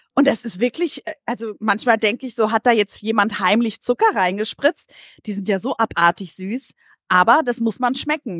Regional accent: Greece; now in Germany; als Griechin

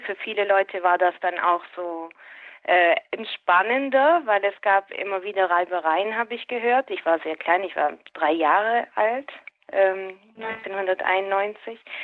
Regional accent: Schwäbisch Gmünd, Baden-Württemberg, Germany; accent: Swabian; first language Swabian; für mich ist es die Muttersprache

